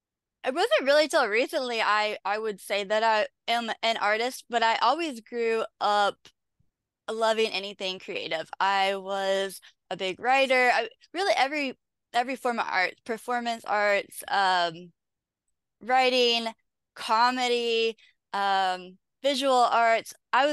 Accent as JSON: {"language": "English", "region": "Kentucky", "country": "United States", "tie": "born or raised there", "said": "All over Kentucky. I a bunch of little towns you would have never heard of. But the majority of my life I've been in Louisville."}